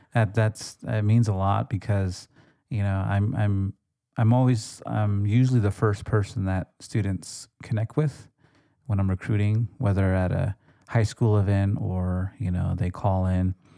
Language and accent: English; United States; growing up on the res